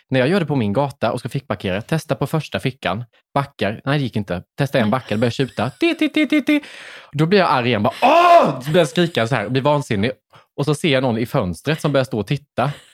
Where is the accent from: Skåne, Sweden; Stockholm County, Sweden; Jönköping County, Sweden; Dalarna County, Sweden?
Jönköping County, Sweden; Värnamo; jag körde till McDonalds i min hemstad